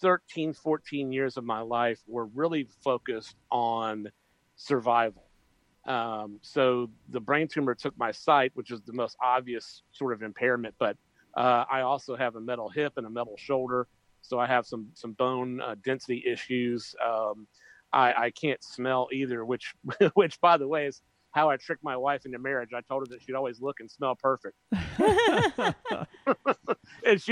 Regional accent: Macon, Georgia, United States; I'm the official music ambassador of my hometown, which is Macon, Georgia

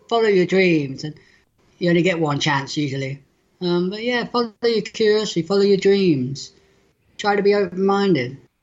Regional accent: near Bristol, South West England, United Kingdom; I'm from southwest England, near a city called Bristol

